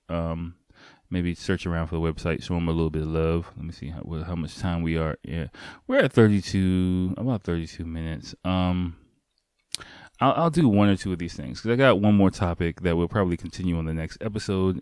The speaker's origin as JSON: {"language": "English", "country": "United States", "said": "me as an American"}